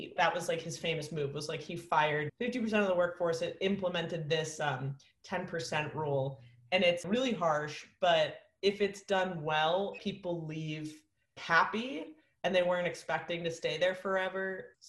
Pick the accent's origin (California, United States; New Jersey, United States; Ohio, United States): California, United States; Oakland; also born or lived in Venice, California; now in New York, United States; I'm from Oakland, California.